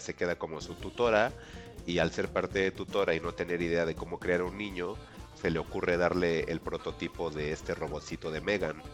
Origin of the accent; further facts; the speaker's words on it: Mexico; como mexicanos lo vamos a entender